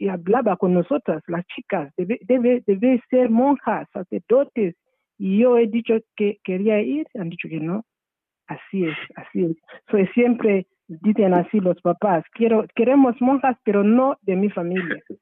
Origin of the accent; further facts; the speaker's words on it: Zimbabwe; Spanish is a second language; moved away as an adult; also born or lived in United States / Italy / Spain; now in Burgos, Spain; yo nací en Zimbabue, en una poblado, un, poblado que se llama Kamatizi